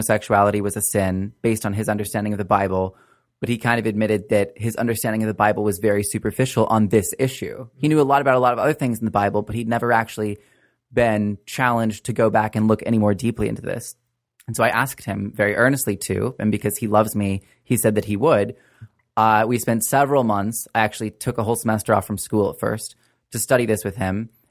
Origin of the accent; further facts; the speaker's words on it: Wichita, Kansas, United States; moved away as an adult; also born or lived in Harvard; I grew up in Wichita, Kansas, in a conservative evangelical church